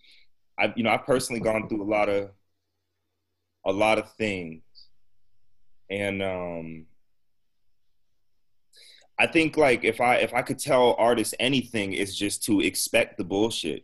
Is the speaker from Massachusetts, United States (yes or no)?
yes; Massachusetts, United States; we're both from Massachusetts, around the same age